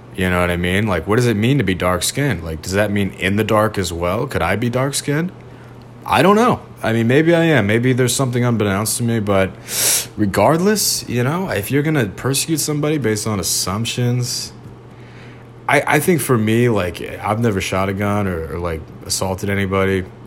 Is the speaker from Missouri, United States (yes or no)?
yes; outside St. Louis, Missouri, United States; I was growing up outside St. Louis